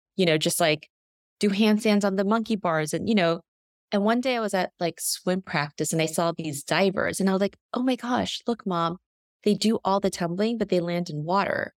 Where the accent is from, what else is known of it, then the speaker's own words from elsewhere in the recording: New York, United States; also born or lived in South Korea; I was born in Korea and came here, eh, to the U S when I was very young, when I was just a year old, and grew up predominantly in New York